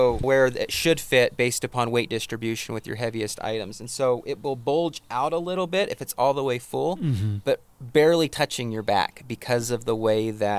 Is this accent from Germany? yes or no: no; Portland, Oregon, United States; But growing up in Portland where it rains the entire time, I just want extra safety.